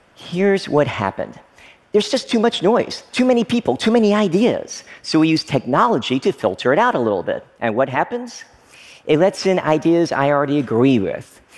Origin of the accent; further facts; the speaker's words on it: Frankfort, Kentucky, United States; moved away as an adult; also born or lived in Oneida, Tennessee / Stearns, Kentucky; I lived there for the first few years of my life before moving to another small town, Frankfort, Kentucky. Basically, I grew up in small town America